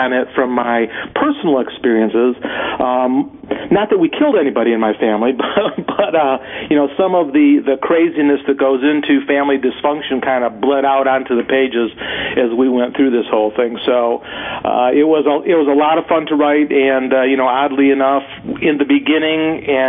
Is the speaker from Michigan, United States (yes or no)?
yes; Michigan, United States; also born or lived in Ann Arbor, Michigan; I grew up in Michigan, spent a lot of time in Ann Arbor